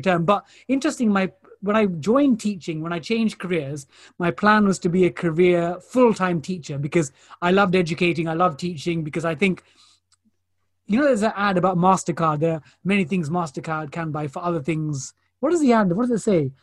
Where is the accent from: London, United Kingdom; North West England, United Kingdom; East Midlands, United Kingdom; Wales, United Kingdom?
London, United Kingdom; So my parents are Indian, but I'm, I'm born and raised in East London.